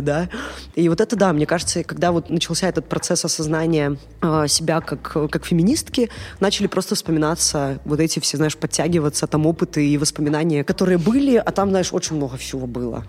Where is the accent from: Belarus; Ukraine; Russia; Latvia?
Belarus; Gomel, Gomel Region; Я из Гомеля